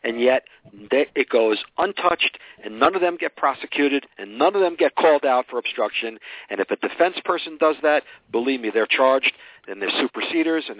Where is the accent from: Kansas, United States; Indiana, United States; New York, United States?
New York, United States; I'm from New York